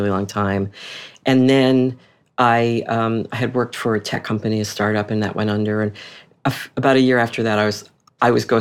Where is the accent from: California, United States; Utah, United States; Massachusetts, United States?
Massachusetts, United States; Boston; moved away as an adult; also born or lived in Washington, D.C.; I'm from Boston. We ended up buying a house accidentally, like a mile from my parents, which I never wanted to move home.